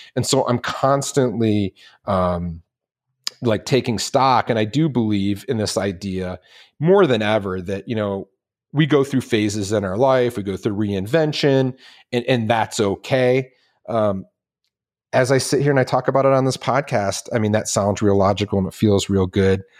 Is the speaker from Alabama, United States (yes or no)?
no; Detroit, Michigan, United States; I grew up in Detroit